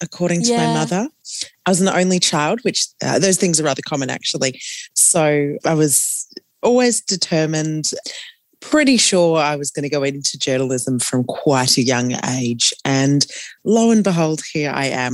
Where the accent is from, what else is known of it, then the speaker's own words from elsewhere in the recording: Bendigo, Victoria, Australia; also born or lived in Echuca, Victoria; now in Melbourne, Australia; I'm a country kid. I was born in Echuca on the border and went to school in Bendigo.